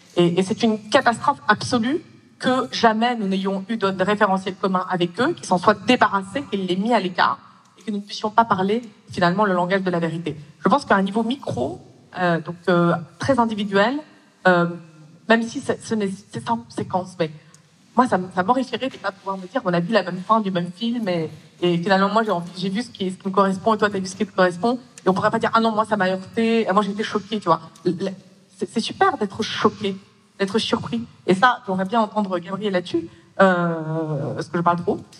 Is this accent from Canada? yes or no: no; Russia; moved away; je suis née en Russie et je suis d'origine russe.